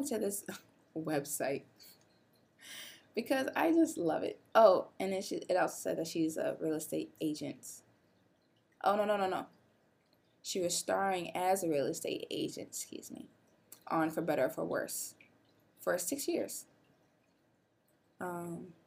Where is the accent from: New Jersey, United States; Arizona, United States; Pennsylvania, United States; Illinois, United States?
Illinois, United States; I'm from Illinois.